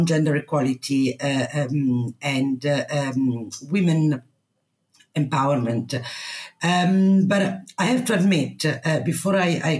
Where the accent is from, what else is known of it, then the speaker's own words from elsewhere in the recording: Italy; English is a second language; moved away as an adult; also born or lived in United Kingdom; I come from a small town in Italy